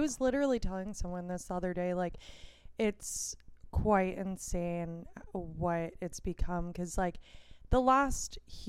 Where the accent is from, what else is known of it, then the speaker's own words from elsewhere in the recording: Silver Spring, Maryland, United States; now in Los Angeles, United States; I'm from where Dave Chappelle's from.